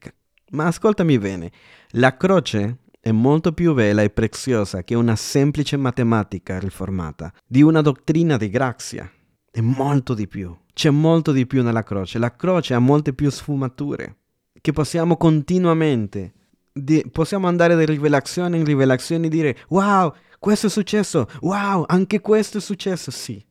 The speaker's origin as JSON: {"language": "Italian", "country": "El Salvador", "moved": "yes", "said": "io sono del Salvador, America Centrale"}